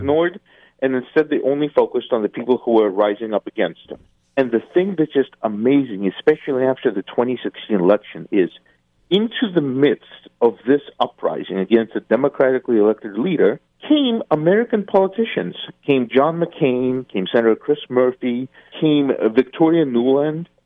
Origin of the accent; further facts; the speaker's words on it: Eastern Ukraine, Ukraine; first language Russian; English is a second language; I'm from Eastern Ukraine. I speak Russian as my my primary language.